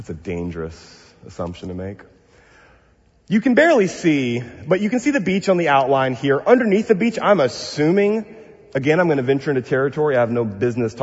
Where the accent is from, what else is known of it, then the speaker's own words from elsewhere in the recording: Texas, United States; now in Pasadena, United States; I'm from the South, Bill, from Texas.